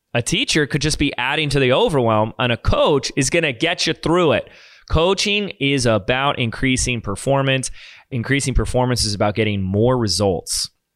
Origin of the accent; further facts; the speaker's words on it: Laguna Beach, California, United States; also born or lived in Sedona; here in my hometown of Laguna Beach